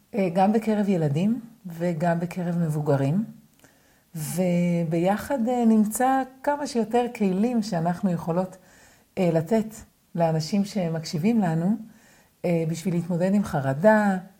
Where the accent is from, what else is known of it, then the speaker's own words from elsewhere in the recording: Israel; גדלתי בקיבוץ, בלינה משותפת